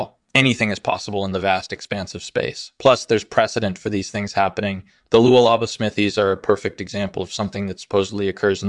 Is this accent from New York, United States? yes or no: yes; Brooklyn, New York, United States; Sure. I grew up in Brooklyn and I majored in physics at university.